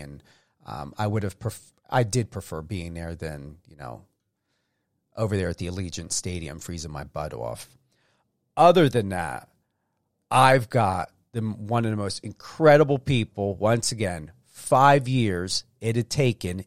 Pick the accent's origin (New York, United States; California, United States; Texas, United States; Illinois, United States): New York, United States; East Coast, New York area, United States; moved away as an adult; now in Las Vegas, United States; I'm from the East Coast. We have pine trees